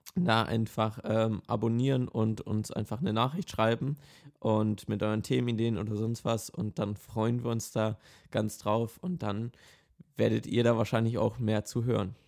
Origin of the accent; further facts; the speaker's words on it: Essen, North Rhine-Westphalia, Germany; ich komme aus Essen in NRW